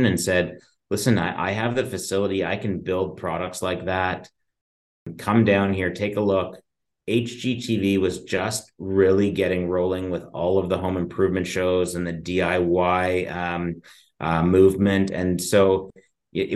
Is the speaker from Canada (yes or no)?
yes; just outside of Toronto, Ontario, Canada; I was born and raised just outside of Toronto, just in the suburbs